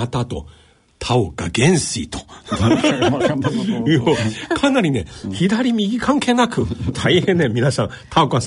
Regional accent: Kyoto, Japan; born or raised there; moved away

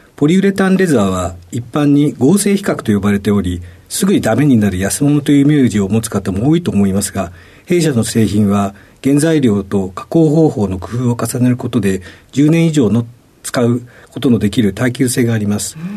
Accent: Machida, Tokyo, Japan; also born or lived in Shinagawa, Tokyo; 東京の品川で生まれまして、あの、小学校の時に町田市に引っ越しをしました。

